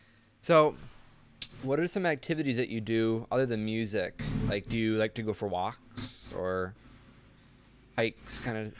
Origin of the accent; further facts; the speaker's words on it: Ireland; now in United States; I mean, I'm actually from Ireland. Most of my family lives over there